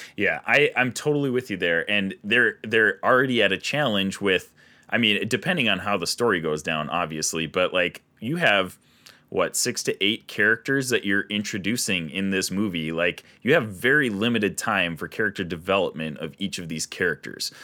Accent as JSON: {"language": "English", "region": "Minnesota", "country": "United States", "said": "we're from Minnesota"}